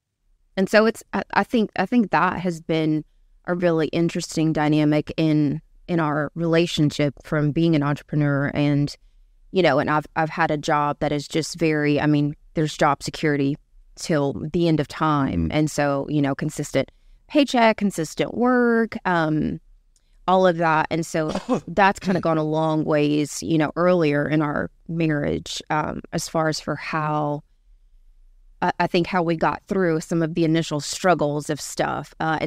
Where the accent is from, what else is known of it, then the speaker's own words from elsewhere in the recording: Louisiana, United States; moved away; I'm originally from Louisiana.